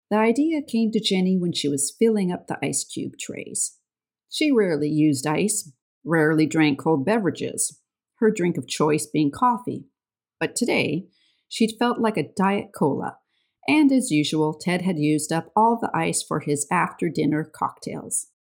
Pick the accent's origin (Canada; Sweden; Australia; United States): Canada; accent: Canadian; I am the Canadian with the funny accent